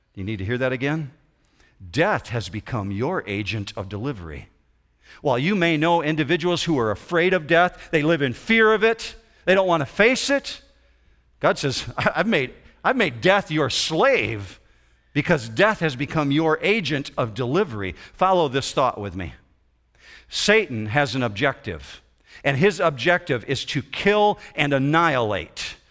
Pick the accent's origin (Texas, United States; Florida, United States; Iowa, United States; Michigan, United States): Michigan, United States; Lake Michigan shore, west side of; When I grew up in the, the west side of Michigan, I grew up on the Lake Shore of Lake Michigan